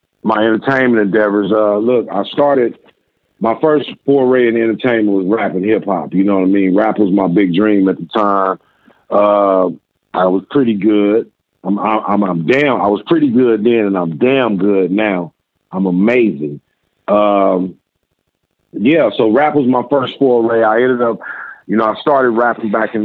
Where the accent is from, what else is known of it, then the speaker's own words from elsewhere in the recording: Inglewood, California, United States; also born or lived in Little Rock, Arkansas; I was born in Arkansas, where I lived till I was 10 years old. My mother remarried and moved us to California. And we've been in California since. We moved to Inglewood, California, where I grew up.